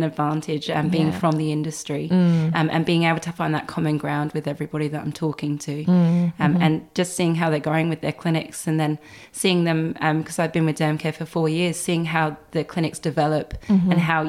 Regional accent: England, United Kingdom; which people laugh at how I pronounce, but I am English.

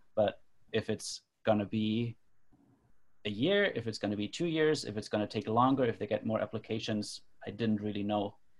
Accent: Germany; moved away as an adult; now in Toronto, Canada; I grew up in Germany but have been living in Toronto, Canada for the last 10 years

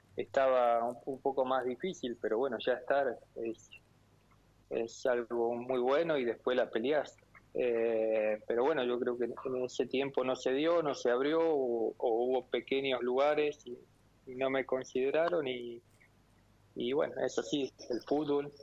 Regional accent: Porteña, Córdoba, Argentina; moved away; siendo de un pueblo muy chiquito

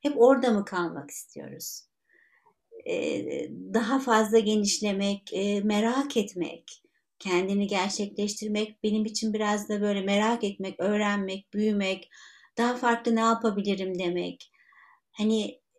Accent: Istanbul, Turkey; born there; ee, işte İstanbul'da doğdum e, Müslüman bir aileye doğdum.

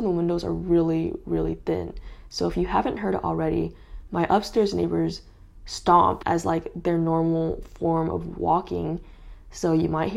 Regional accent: California, United States; moved away; I'm from California, so all my family's over there

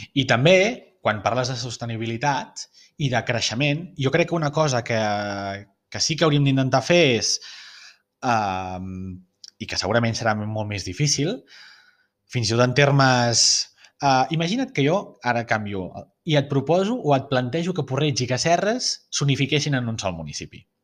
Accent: Barcelona, Catalonia, Spain; la meva visió com a barceloní

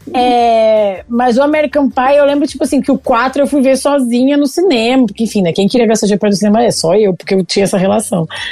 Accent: Rio Grande do Sul, Brazil; moved away as an adult; also born or lived in São Paulo; eu sou gaúcho, já tava morando em São Paulo

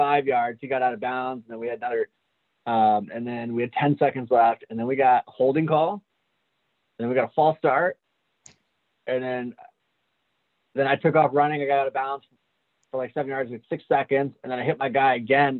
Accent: San Jose, California, United States; also born or lived in Gilroy, California; I was born and raised in San Jose. I was in San Jose all the way up until I was the age of like 8.

